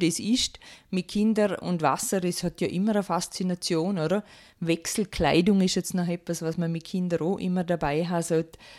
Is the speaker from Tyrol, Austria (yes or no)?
no; Rankweil, Vorarlberg, Austria; ich komme aus Rankwil bin verheiratet und zweifache Mama